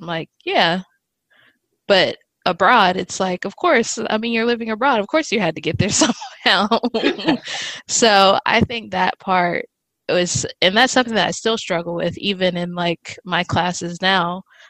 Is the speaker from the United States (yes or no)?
yes; United States; growing up in the States as a Black American